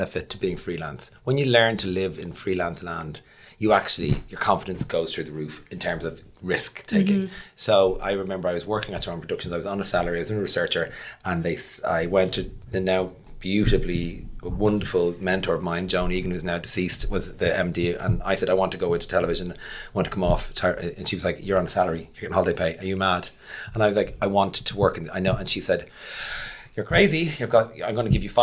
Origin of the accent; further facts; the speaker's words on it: Ireland; also born or lived in London; As Irish people